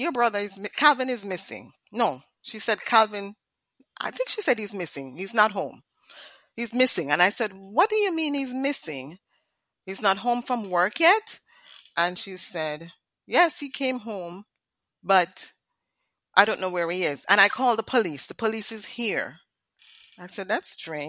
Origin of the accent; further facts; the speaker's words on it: Jamaica; moved away; we grew up in Jamaica. And you know, the Caribbean, we have certain standards